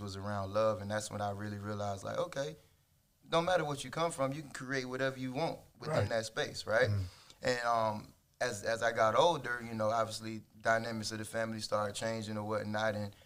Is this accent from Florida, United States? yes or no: yes; Riviera Beach, Florida, United States; I was born and raised in Riviera Beach.